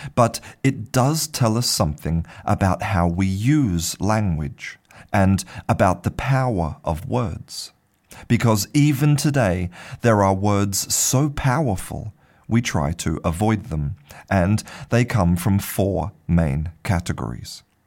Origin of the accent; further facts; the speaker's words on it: Australia; I was born in Australia